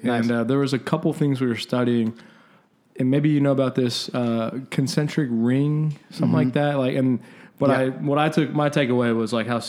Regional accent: Round Rock, Texas, United States; I grew up in Round Rock.

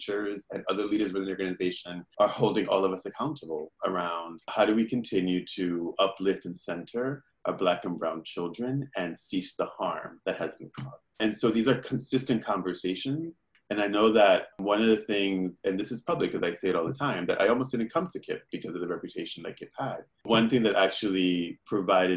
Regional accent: New York City, New York, United States; I grew up in Williamsburg, Brooklyn

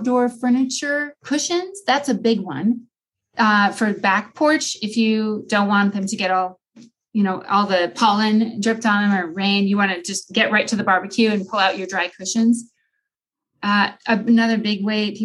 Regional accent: Iowa, United States; now in Longmont, United States; I grew up in Iowa

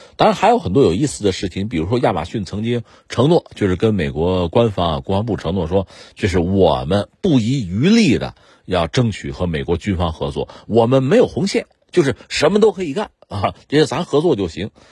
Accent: China; 我们中国人

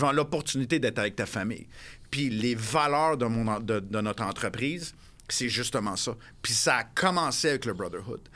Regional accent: Montreal, Quebec, Canada; moved away as an adult; je suis revenu à Montréal, ma ville natale

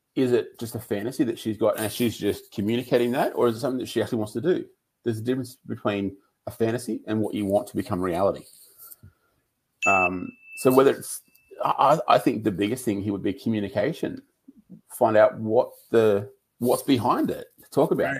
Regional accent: Lismore, New South Wales, Australia; I grew up in Lismore, which is up near the Queensland border.

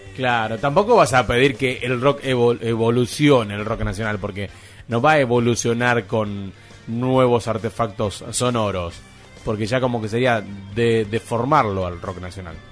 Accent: Argentina; nosotros, como argentinos

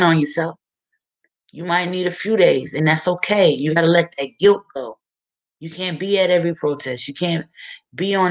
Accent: Wilmington, Delaware, United States; my hometown of Wilmington, Delaware

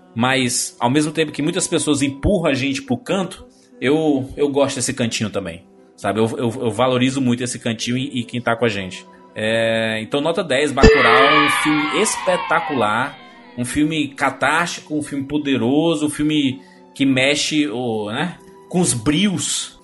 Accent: Fortaleza, Ceará, Brazil; somos do, de, de Fortaleza, do Ceará

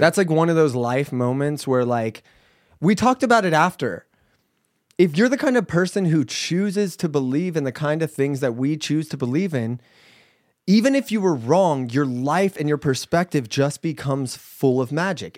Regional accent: United States; We're American.

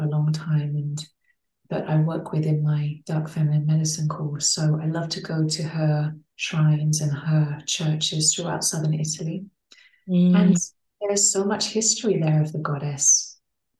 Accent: England, United Kingdom; born there; So I was born in England and I came back to these lands that I was born on to really root my work into deeper into land and deeper into place

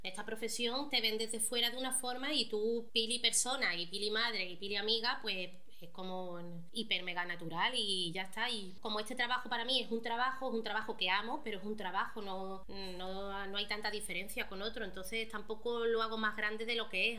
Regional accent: Málaga, Andalusia, Spain; also born or lived in Marbella; yo soy de Marbella, no me crié en Marbella, pero en Málaga

